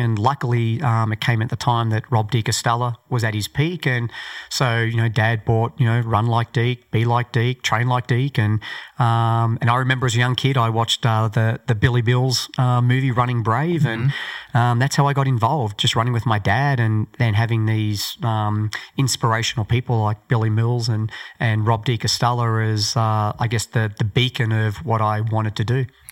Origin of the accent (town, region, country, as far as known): Australia; born or raised there